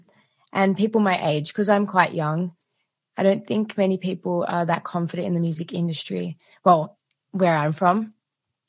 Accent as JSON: {"language": "English", "town": "Melbourne", "region": "Victoria", "country": "Australia", "tie": "born or raised there", "said": "I come from Melbourne, Australia. Grew up here."}